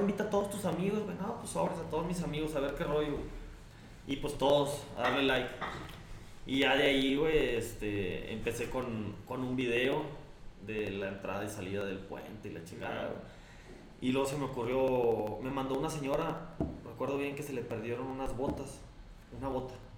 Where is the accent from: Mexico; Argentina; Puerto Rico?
Mexico; Monclova, Coahuila; now in Saltillo, Mexico; llegué a Saltillo aquí en el 91. Soy de Monclova, Coahuila.